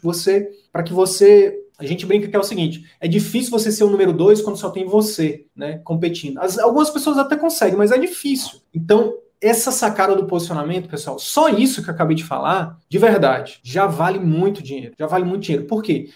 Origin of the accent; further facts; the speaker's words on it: interior of Piauí, Brazil; moved away; eu vim do interior do interior do Piauí.